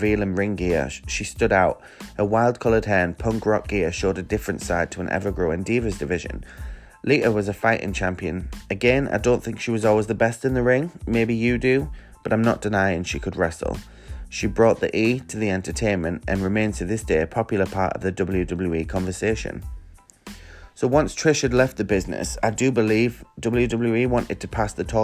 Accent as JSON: {"language": "English", "region": "England", "country": "United Kingdom", "said": "London, England. My home country"}